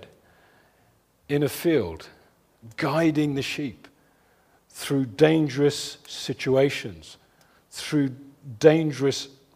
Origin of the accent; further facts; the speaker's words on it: London, United Kingdom; my hometown in West London